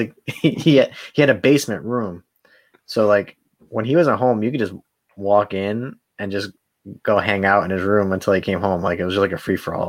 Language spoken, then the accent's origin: English; Rhode Island, United States; moved away; there's nothing to do in Rhode Island